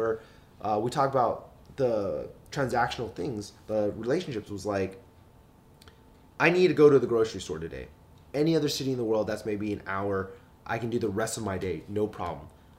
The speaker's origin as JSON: {"language": "English", "town": "Dallas", "region": "Texas", "country": "United States", "tie": "born or raised there", "moved": "yes", "lives_now": "Los Angeles, United States", "said": "I was born and raised in Dallas, yeah."}